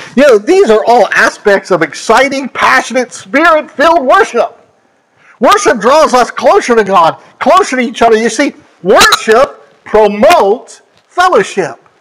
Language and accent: English; Pennsylvania, United States; moved away; my home state of Pennsylvania